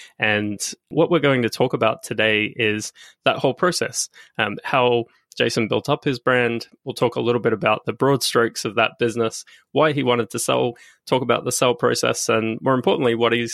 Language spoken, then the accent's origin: English; Australia; I'm Australian